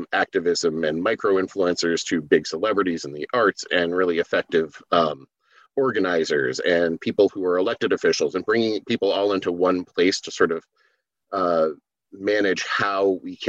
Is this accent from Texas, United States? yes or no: no; New Hampshire, United States; also born or lived in Kalamazoo, Michigan; I moved from Michigan when I was like 6 months old. Yeah, like 6 months old. So I don't remember it too well, you know, but I, you know, grew up in New Hampshire